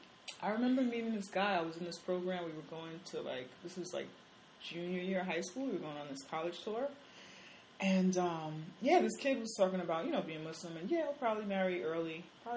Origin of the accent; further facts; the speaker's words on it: New York, United States; and I'm from New York, and I mean I'm sure there are men. I've went to school down south